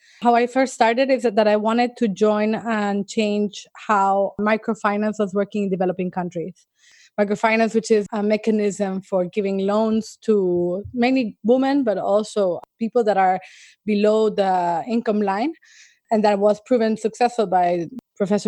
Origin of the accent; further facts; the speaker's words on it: El Salvador; I grew up in El Salvador